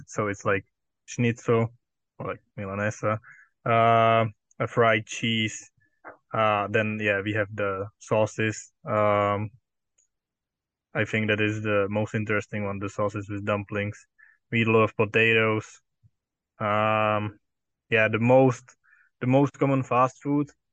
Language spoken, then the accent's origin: English; Czechia